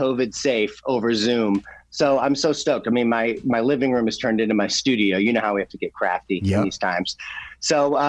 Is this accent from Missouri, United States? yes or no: yes; Missouri, United States; I'm from Missouri, I'm a border state